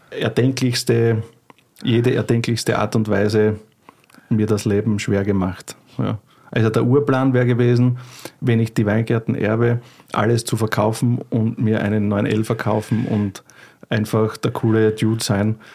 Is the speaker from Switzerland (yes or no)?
no; Burgenland, Austria; Und bin aus dem Burgenland in Österreich, das ist im wunderschönen Österreich und im Burgenland. Das ist äh, das Bundesland, das gleich an die ungarische grenzt, an, an Ungarn ein bisschen, unsere Gegend. Und da bin ich eigentlich aufgewachsen